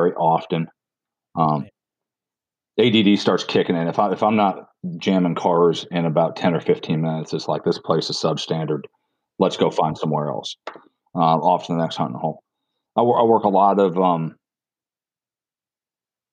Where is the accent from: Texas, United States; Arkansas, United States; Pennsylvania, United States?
Pennsylvania, United States; now in South Carolina, United States; I'm originally from Pennsylvania.